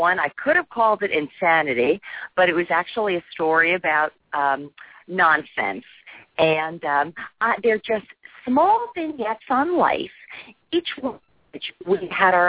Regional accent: New Jersey, United States; moved away; also born or lived in Boston; I'm from New Jersey.

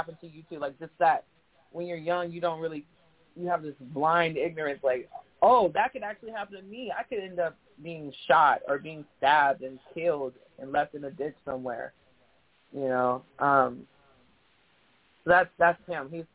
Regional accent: San Diego, California, United States; moved away as an adult; now in San Francisco Bay Area, United States; I'm born and raised in San Diego

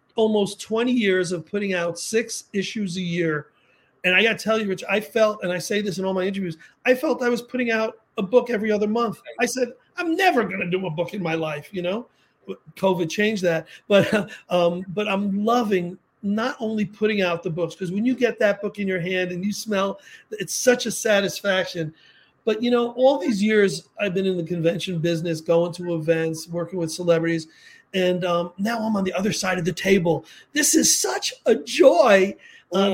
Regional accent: New York City, New York, United States; I grew up in the Bronx

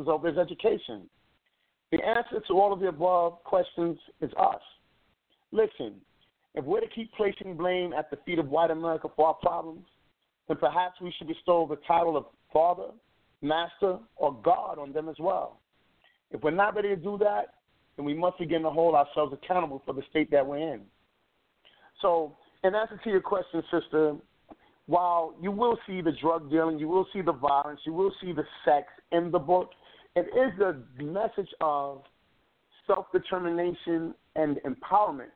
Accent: New York City, New York, United States; I come from the Bronx, New York

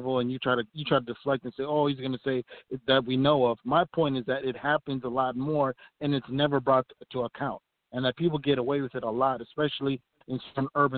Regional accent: Minneapolis, Minnesota, United States; the area of Minneapolis where I'm from

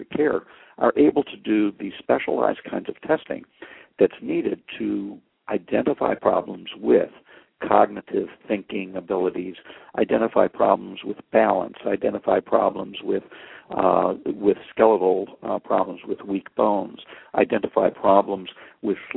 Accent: Buffalo, New York, United States; moved away as an adult; also born or lived in St. Louis, Missouri; now in Los Angeles, United States; I'm from Buffalo, New York, schooled in Buffalo

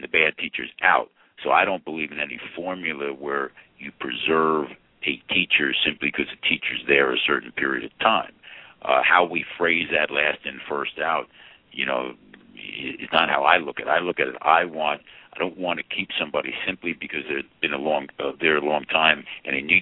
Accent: Plainfield, New Jersey, United States; I had a great experience growing up in Plainfield

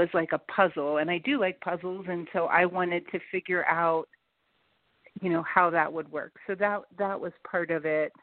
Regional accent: Cincinnati, Ohio, United States; also born or lived in Colorado; I'm from Cincinnati

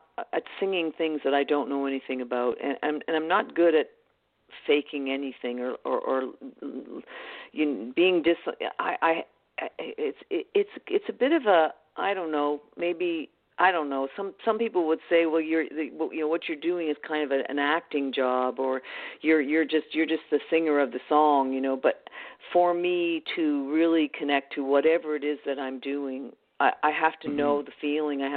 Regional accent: Canada; I'm Canadian

